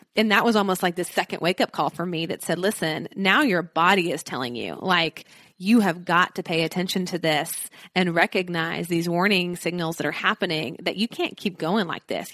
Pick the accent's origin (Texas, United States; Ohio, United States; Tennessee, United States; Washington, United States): Tennessee, United States; Nashville; I'm from Nashville